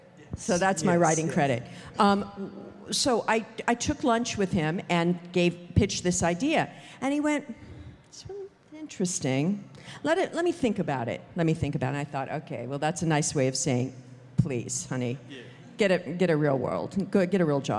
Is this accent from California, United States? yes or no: yes; Los Angeles, California, United States; I grew up in Hollywood